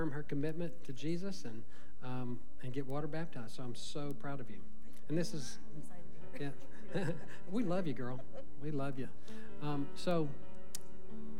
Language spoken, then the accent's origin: English; Little Cypress, Texas, United States; I'm from Little Cypress